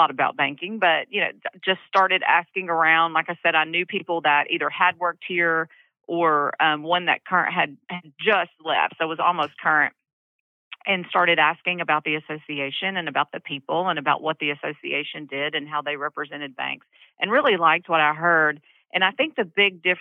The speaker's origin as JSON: {"language": "English", "region": "Central Arkansas", "country": "United States", "tie": "born or raised there", "said": "I'm from Central Arkansas. I've lived here all my life"}